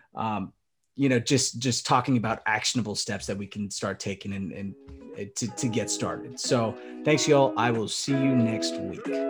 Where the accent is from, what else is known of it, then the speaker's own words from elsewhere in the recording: Philippines; as a Filipino man, I can understand because my, my family loves karaoke as well